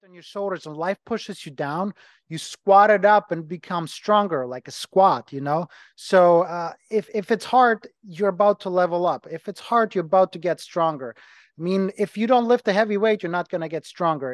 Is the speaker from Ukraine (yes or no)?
yes; Ukraine; English is a second language; moved away as an adult; also born or lived in Germany; now in Cleveland, United States; I'm from Ukraine, was born in Ukraine. I lived as a kid in Germany for about seven years, went back, went back to Ukraine.